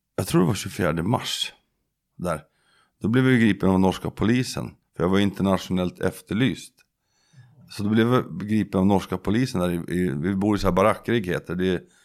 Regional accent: Södertälje, Stockholm County, Sweden; moved away; also born or lived in Skaftö, Lysekil; jag kommer från Södertälje

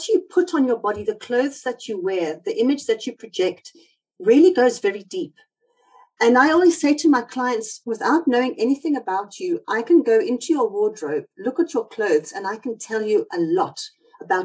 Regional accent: South Africa; accent: South African; now in United Kingdom; I've got South African roots, as you might hear from my accent

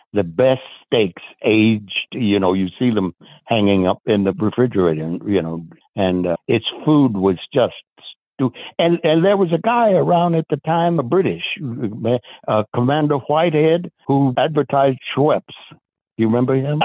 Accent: the South, United States; I was exposed to it at a very, very early age in the segregated South in the United States.

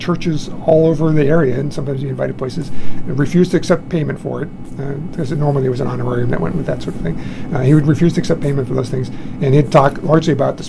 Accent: Massachusetts, United States; moved away; I grew up in Massachusetts

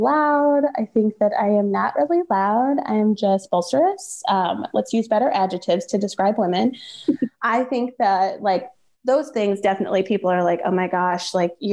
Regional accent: Chicago, Illinois, United States; I grew up in Hyde Park

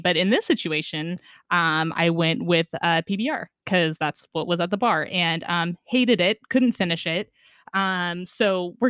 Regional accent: Northern California, United States; I was very privileged to grow up in a beautiful area in Northern California. So we're really close to the beach too.

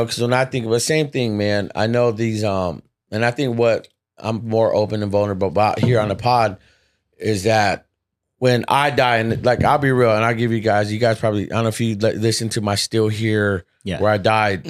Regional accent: United States; I'm an American, dude. Man. I'm proud, you know, born here, raised here, all that good stuff, man.

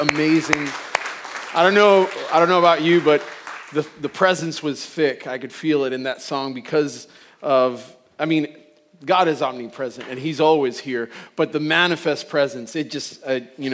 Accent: Puerto Rico; I'm from Puerto Rico, and you know, mostly Puerto Rico is Catholic

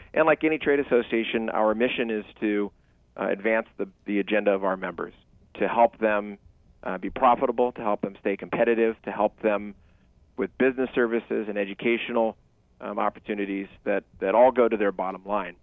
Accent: Sacramento, California, United States; now in Orange County, United States; I was born and raised in Sacramento in the city

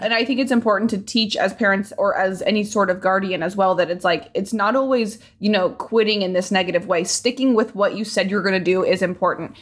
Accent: Indianapolis, Indiana, United States; moved away; I'm from Indianapolis

